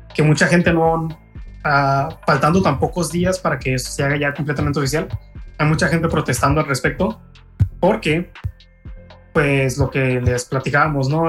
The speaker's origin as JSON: {"language": "Spanish", "country": "Mexico", "said": "nosotros los mexicanos"}